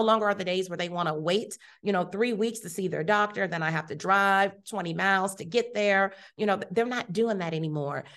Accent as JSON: {"language": "English", "town": "Youngstown", "region": "Ohio", "country": "United States", "tie": "born or raised there", "also_born_or_lived": "Columbus, Ohio / Rochester, Minnesota", "moved": "as an adult", "lives_now": "Houston, United States", "said": "I was raised in Youngstown"}